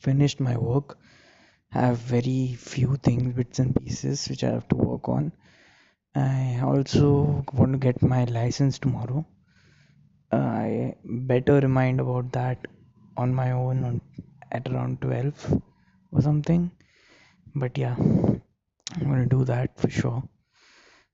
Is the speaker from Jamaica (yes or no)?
no; India; being an Indian, it's very difficult for me to buy something without any discount on it.